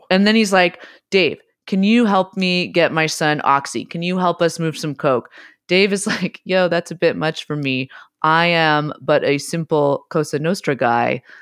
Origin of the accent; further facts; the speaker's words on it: San Francisco, California, United States; I grew up in San Francisco